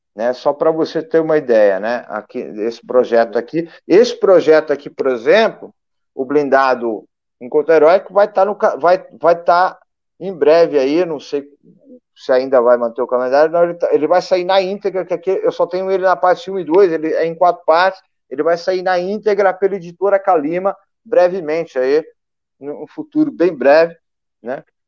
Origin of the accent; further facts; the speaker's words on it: Brazil; como brasileiro